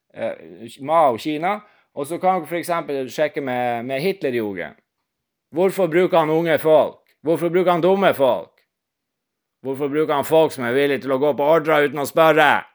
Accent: Northern Norway, Norway; jeg er nordlending

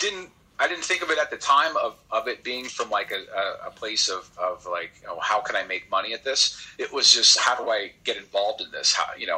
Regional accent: California, United States; also born or lived in Texas; So I'm a California kid. I was born and raised out in California.

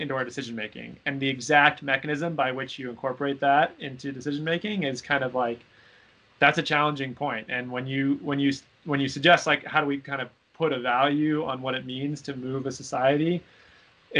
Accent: Seattle, Washington, United States; I'm from Seattle. Hurricanes were not a challenge that we thought about frequently in Seattle

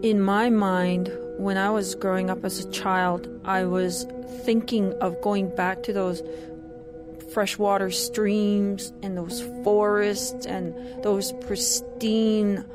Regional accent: Canada; I'm from the Treaty 6 territory in what is now known as Canada. I'm from the Nihio people.

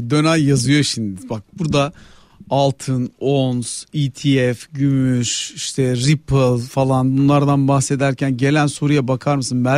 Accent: Ankara, Turkey; ben tabii bir de Ankaralı olduğum için denize uzak memleketten

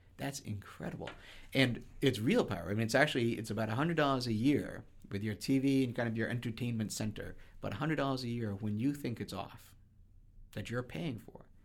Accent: just outside of Boston, Massachusetts, United States; I grew up just outside of Boston.

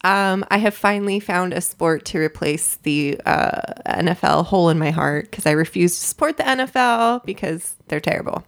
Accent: Southern California, United States; I grew up in Southern California.

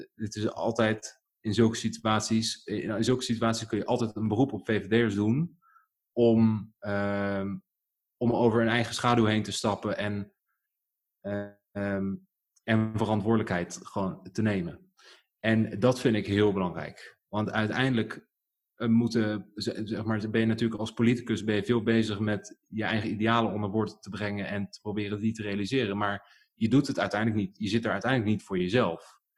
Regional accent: Netherlands; born or raised there; also born or lived in Germany

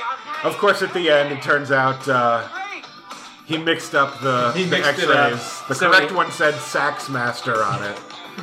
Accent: Providence, Rhode Island, United States; my home state of Rhode Island, my home city of Providence.

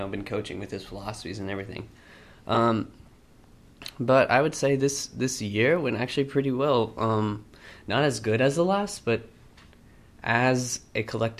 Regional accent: Austin, Texas, United States; I'm originally from Austin. I went to elementary, middle school, and high school here, so I'm guessing I could be called an Austinite for sure

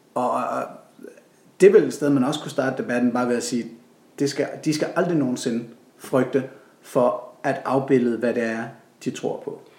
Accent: Denmark

